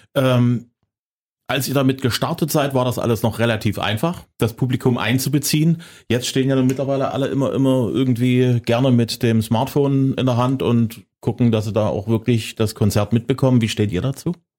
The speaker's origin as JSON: {"language": "German", "town": "Zwickau", "region": "Saxony", "country": "Germany", "said": "ich komme aus Zwickau, wir hatten auch Westempfang"}